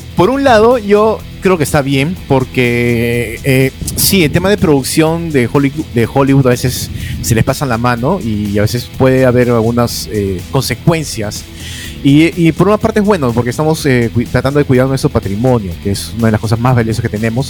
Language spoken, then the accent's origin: Spanish; Peru; also born or lived in Lima; Dos cosas que somos conocidos del Perú en el extranjero